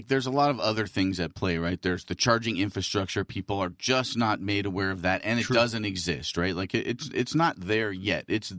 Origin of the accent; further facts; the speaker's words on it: California, United States; born there; I was born in California. My mother was born in California.